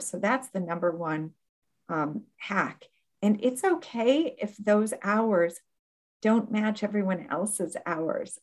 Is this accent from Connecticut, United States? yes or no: no; Akron, Ohio, United States; moved away as an adult; also born or lived in Bloomington, Indiana / abroad (11 years); now in Florida, United States; my hometown in Akron, Ohio